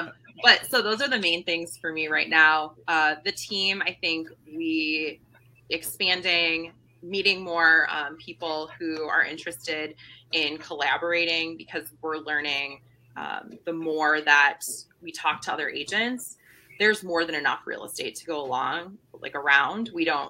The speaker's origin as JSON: {"language": "English", "town": "Traverse City", "region": "Michigan", "country": "United States", "tie": "born or raised there", "said": "I was born in Traverse City, or I grew up in Traverse City, so I know that Northern Michigan is actually the UP."}